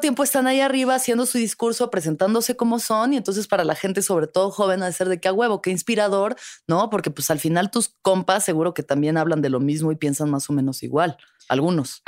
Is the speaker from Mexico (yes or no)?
yes; Mexico City, Mexico; yo siempre he vivido en la ciudad capital